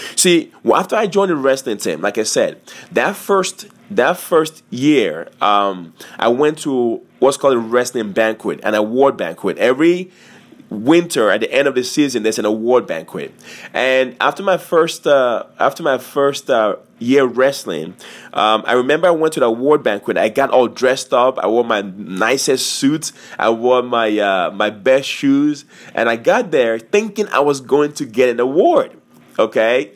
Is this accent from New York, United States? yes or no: no; Montgomery County, Maryland, United States; I am from Montgomery, Montgomery, County, Maryland